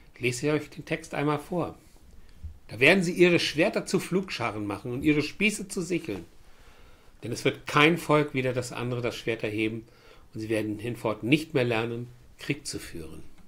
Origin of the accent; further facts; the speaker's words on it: Germany; Ich bin ein Deutscher